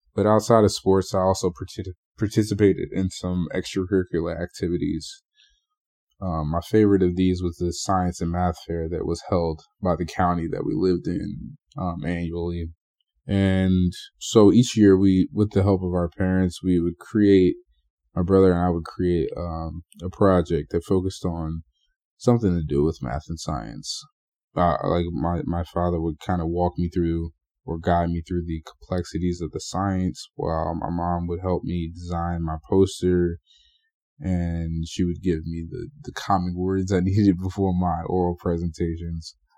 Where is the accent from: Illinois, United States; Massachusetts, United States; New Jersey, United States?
New Jersey, United States; Burlington; I grew up in Burlington, for those of you from New Jersey. um, that's in Central Jersey